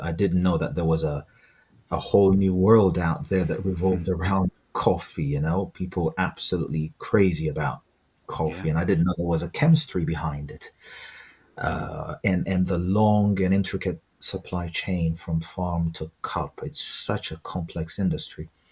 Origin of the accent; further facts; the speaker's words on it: Ethiopia; now in United Kingdom; I'm originally from Ethiopia, so I've, I've uh, like most Ethiopians, um, I grew up uh, with an immense exposure to Ethiopian coffee.